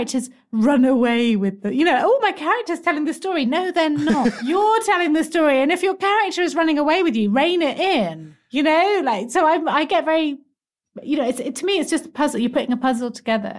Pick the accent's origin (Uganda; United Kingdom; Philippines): United Kingdom; England; I am very English